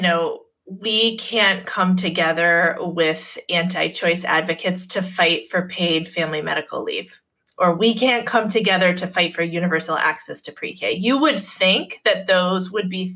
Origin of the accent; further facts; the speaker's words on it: Massachusetts, United States; in Massachusetts, in my home state